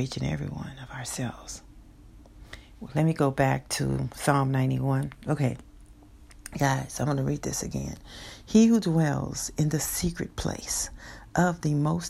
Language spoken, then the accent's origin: English; Texas, United States; my home state of Texas